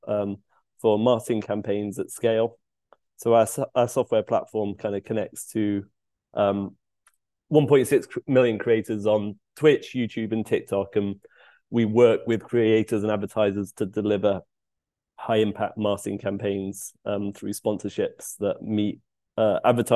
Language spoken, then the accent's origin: English; United Kingdom; moved away as an adult; also born or lived in London; now in Seattle, United States; I'm a Brit living in Seattle in the US.